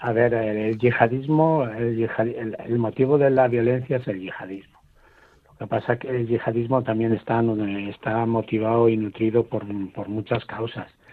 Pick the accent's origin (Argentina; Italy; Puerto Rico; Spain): Spain; Nosotros, eh, como los españoles